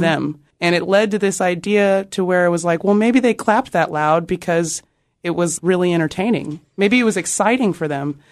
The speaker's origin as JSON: {"language": "English", "town": "Austin", "region": "Texas", "country": "United States", "tie": "born or raised there", "said": "growing up in Austin"}